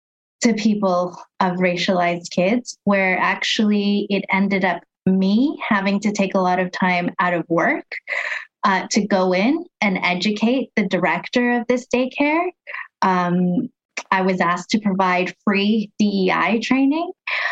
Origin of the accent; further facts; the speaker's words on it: Philippines; We're Filipino.